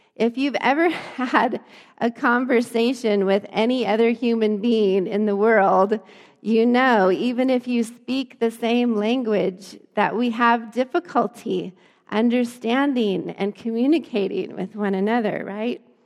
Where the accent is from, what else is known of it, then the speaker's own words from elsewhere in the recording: Lamar, Colorado, United States; I grew up in Lamar, Colorado. My little small hometown was not very ethnically diverse at all